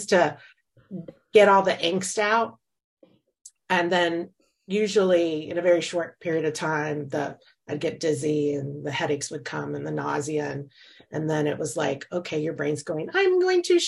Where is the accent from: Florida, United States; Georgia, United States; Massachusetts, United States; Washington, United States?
Florida, United States; moved away as an adult; also born or lived in North Carolina; now in Virginia, United States; I was born and raised in Florida